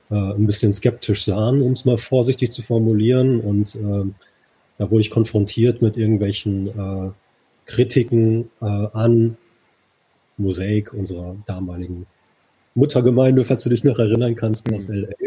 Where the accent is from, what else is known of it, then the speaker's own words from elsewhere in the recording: Dortmund, North Rhine-Westphalia, Germany; now in Düsseldorf, Germany; wohnhaft in Düsseldorf, also das auch schon eine ganze Weile. Komme ursprünglich aus Dortmund, also bin ein Kind des Pots